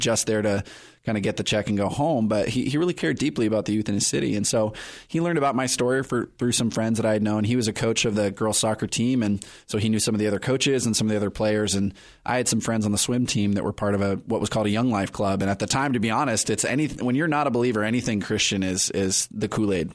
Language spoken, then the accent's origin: English; Perris, California, United States; also born or lived in Riverside, California; now in San Diego, United States; I grew up in Paris, California